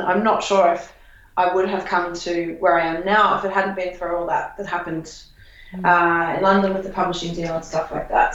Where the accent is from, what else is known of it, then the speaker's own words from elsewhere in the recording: Australia; I, as an Australian traveller